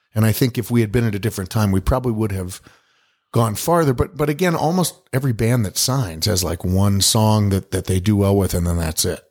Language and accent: English; Boulder, Colorado, United States; I was born and raised in Boulder and, uh, and, uh, grew up there.